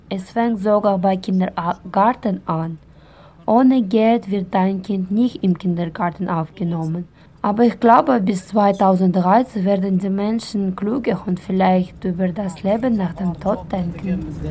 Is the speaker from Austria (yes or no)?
no; Osh, Osh Region, Kyrgyzstan; Ich bin in Osch geboren und mache verschiedene Arbeiten